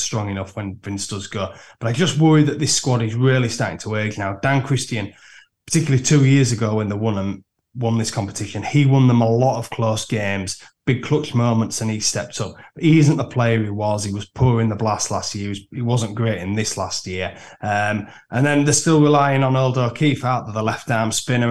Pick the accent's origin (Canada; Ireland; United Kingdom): United Kingdom; Yorkshire and the Humber; I'm a Yorkshireman